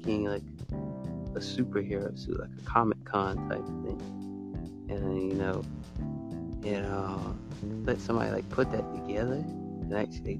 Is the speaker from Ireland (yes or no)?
no; Alabama, United States; I'm from Alabama